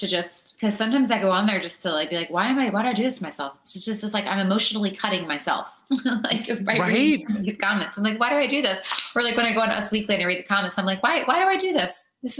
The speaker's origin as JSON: {"language": "English", "area": "an hour north of Detroit", "region": "Michigan", "country": "United States", "said": "I'm from Michigan, an hour north of Detroit."}